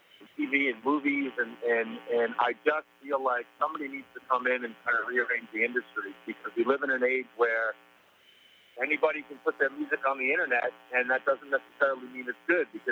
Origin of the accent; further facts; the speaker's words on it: New England, United States; I grew up in New England.